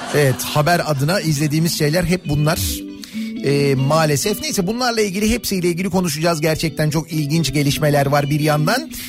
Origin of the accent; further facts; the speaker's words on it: Istanbul, Turkey; bir Koca Mustafa Paşalı ya da bir Samatyalı olarak, hani or bölgeyi bilen biri olarak